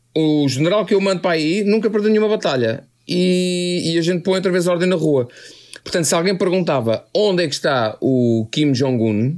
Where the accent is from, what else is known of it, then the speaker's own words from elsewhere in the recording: Oeiras, Lisbon, Portugal; eu e o Carlos, que somos do Conselho da Oeiras